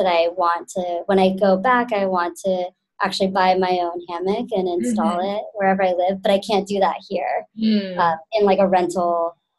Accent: Texas, United States; now in New York, United States; I'm originally from Texas

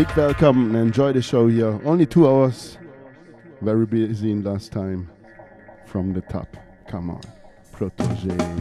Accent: Konstanz, Baden-Württemberg, Germany; born or raised there

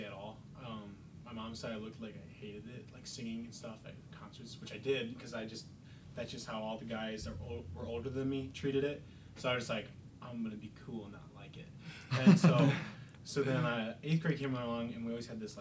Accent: Dundee, Illinois, United States; I grew up in Dundee, which is like down the road

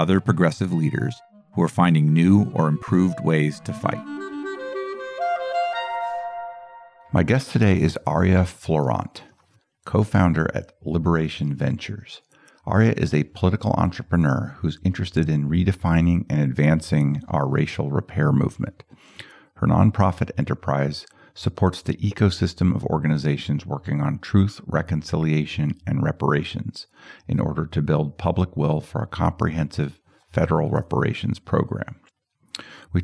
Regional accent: Boulder, Colorado, United States; I grew up in Boulder, Colorado

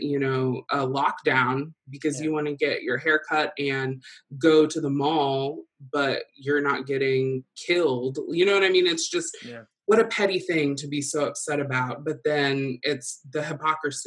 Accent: Rensselaer, United States; growing up in Rensselaer

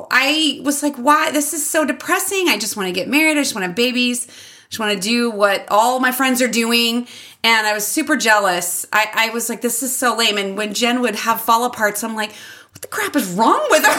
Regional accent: Mesa, Arizona, United States; Grew up in Mesa and pretty affluent area.

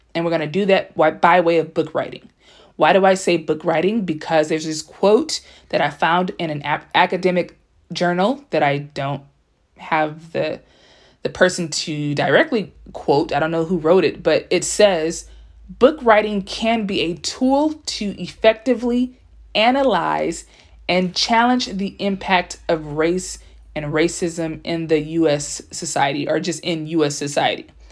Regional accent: Compton, California, United States; first language English; also born or lived in South Korea; born in Los Angeles, California, by way of Compton

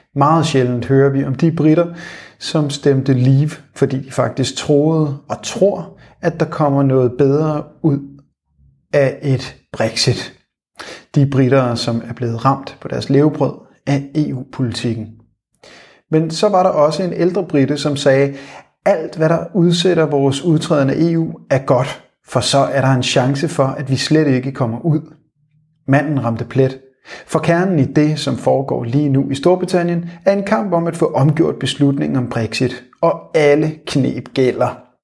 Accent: Denmark; Som danskere

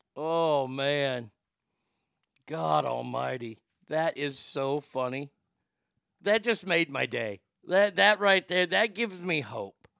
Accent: Dallas, Texas, United States; my hometown of Dallas, Texas

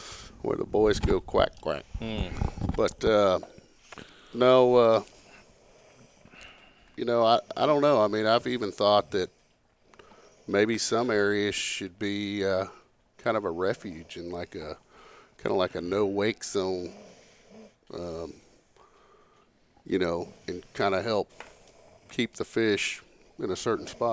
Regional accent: Northeast Texas, United States; I grew up in Northeast Texas

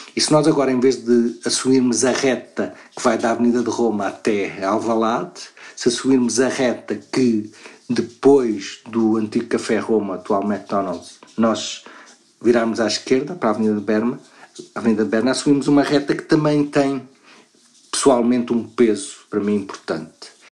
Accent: Luanda, Luanda Province, Angola; now in Lisbon, Portugal; eu nasci em Luanda

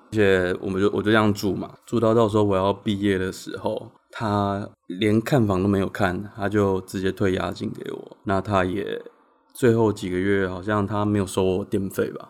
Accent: Changhua County, Taiwan; moved away; 我彰化人

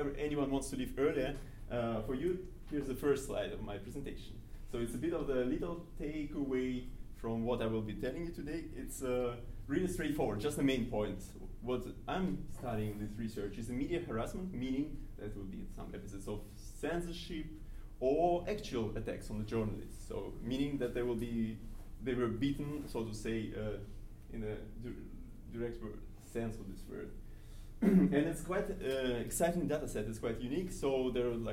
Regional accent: Kazan, Tatarstan, Russia; moved away as an adult; also born or lived in Freiburg, Germany; now in Madison, United States; I am from Kazan

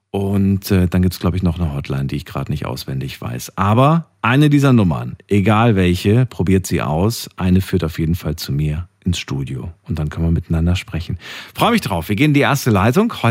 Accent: Dortmund, North Rhine-Westphalia, Germany; …, grüß dich. Woher bist du? Aus Dortmund.

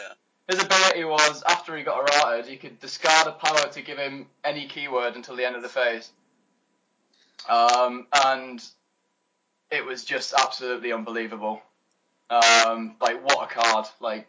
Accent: Middlesbrough, North East England, United Kingdom; I'm from Middlesbrough, which is arguably one of the best metas in the UK

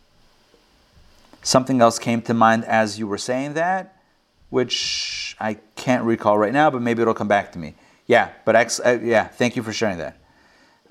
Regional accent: Israel; moved away; I was born in Israel.

